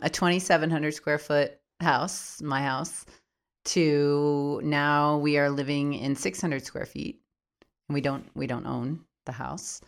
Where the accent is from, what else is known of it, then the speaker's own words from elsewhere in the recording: Minneapolis, Minnesota, United States; moved away as an adult; also born or lived in Baltimore, Maryland; now in New Mexico, United States; I was born in Minneapolis when I was about seven years old. We moved back to Baltimore, Maryland, where my mom was from, and then back to Minneapolis when I was about thirteen. I've been there most of my life